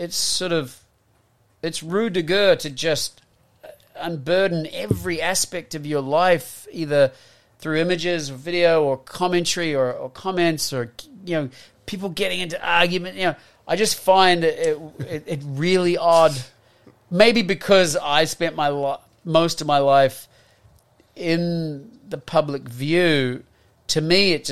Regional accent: New Zealand; moved away as an adult; also born or lived in Australia / United States; as a Kiwi. You know, growing up here

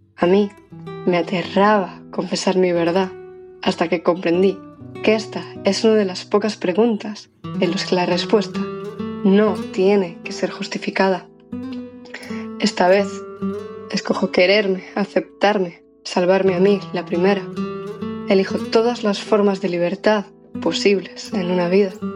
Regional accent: Ponte Caldelas, Galicia, Spain; moved away as an adult; now in Santiago de Compostela, Spain; Crecí en Ponte Caldelas, Pontevedra

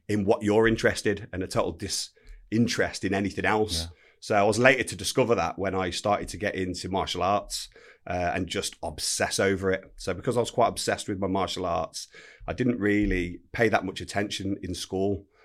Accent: Telford, West Midlands, United Kingdom; grew up in a place called Telford, Shropshire

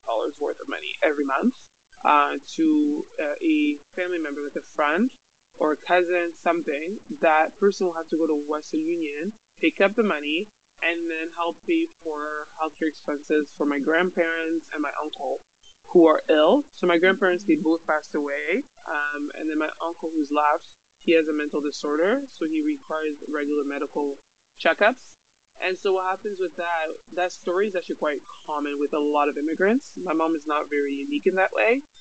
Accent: Kinshasa, DR Congo; now in Canada; I'm originally from Congo, Kinshasa, right in the middle of Africa. Um, my family immigrated uh, Canada like 20 years ago.

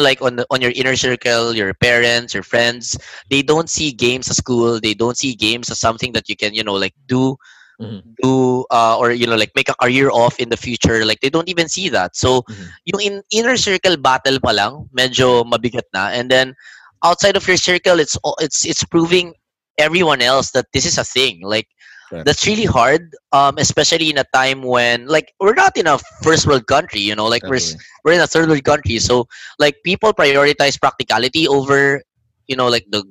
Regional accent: Japan; also born or lived in Manila, Philippines; now in Philippines; I grew up in Japan and I can speak Japanese.

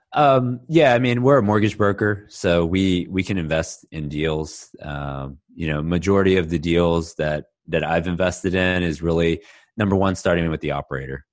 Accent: Houston, Texas, United States; also born or lived in Austin; now in Dallas, United States; I was born and raised in Houston, went to school in Austin, and I've been in Dallas for twelve years now.

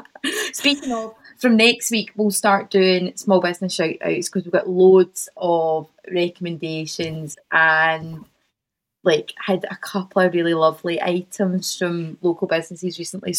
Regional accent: Largs, Scotland, United Kingdom; also born or lived in Glasgow; I'm from Largs originally, I didn't just pick on a map.

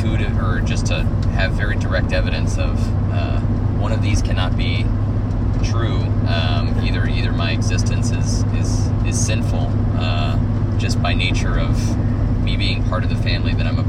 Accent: the South, United States; also born or lived in Arkansas; growing up in the South with lesbian parents

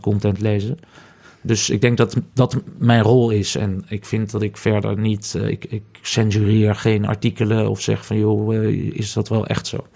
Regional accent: Netherlands; also born or lived in Ghana; ik ben Nederlander

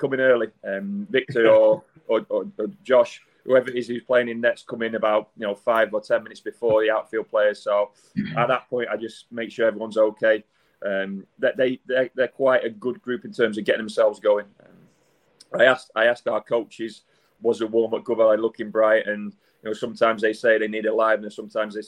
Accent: Wigan, North West England, United Kingdom; moved away; I wasn't born and bred in Manchester, just outside Wigan

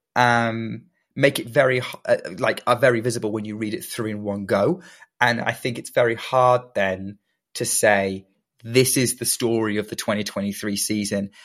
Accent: United Kingdom; being British

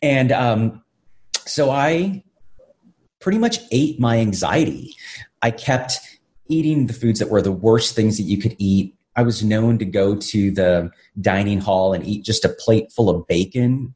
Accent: Brownsville, Texas, United States; I was born and raised in South Texas on a border town called Brownsville

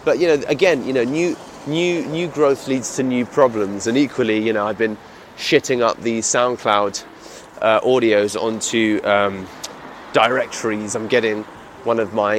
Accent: United Kingdom; accent: British; my British accent

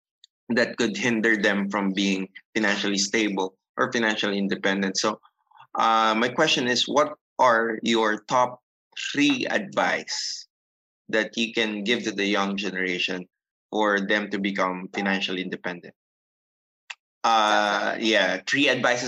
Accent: Philippines; here in the Philippines and in my hometown in Dublin

